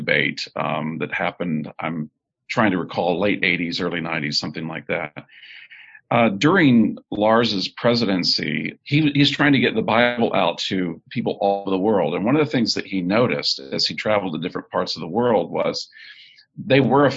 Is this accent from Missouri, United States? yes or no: no; Texas City, Texas, United States; moved away as an adult; also born or lived in northern United States / United Kingdom; I was born in Texas City, Texas. I live most of my life now in the north, but have recently moved back to the state of Texas